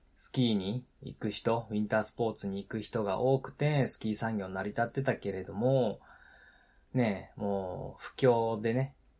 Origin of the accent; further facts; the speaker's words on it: Nagano, Japan; also born or lived in Nara Prefecture; 長野県で育ってるしね、豪雪地帯で育ってるので